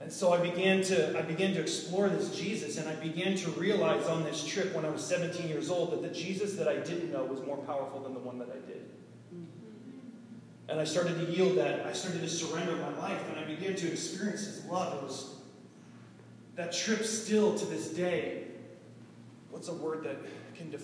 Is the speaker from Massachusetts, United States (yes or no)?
yes; Boston, Massachusetts, United States; moved away; I'm originally from Boston, Massachusetts, the Boston area.